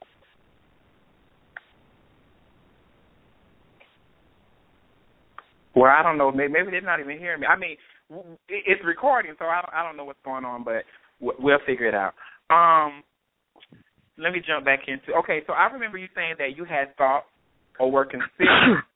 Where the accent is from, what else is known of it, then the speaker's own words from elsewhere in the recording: Atlanta, Georgia, United States; growing up in Atlanta